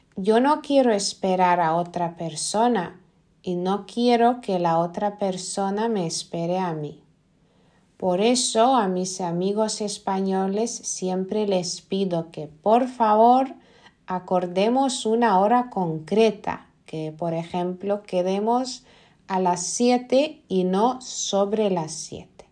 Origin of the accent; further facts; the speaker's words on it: Lithuania; Spanish is a second language; En Lituania yo creo que no somos tan amables